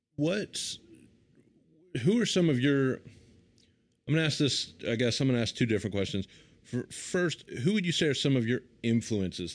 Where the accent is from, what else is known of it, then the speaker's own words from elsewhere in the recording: the American South, United States; a Southerner